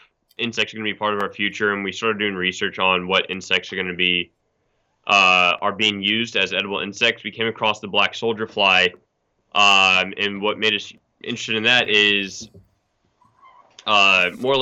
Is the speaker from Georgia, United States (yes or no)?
yes; Atlanta, Georgia, United States; We grew up in Atlanta suburbs